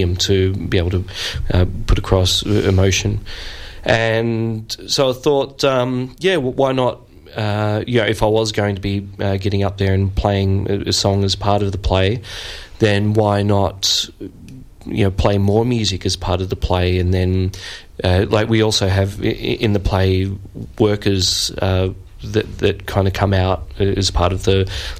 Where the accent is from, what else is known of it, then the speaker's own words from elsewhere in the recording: Sydney, New South Wales, Australia; moved away as an adult; now in Melbourne, Australia; I was born and raised in Sydney, so I've only been to Melbourne like the last 12 years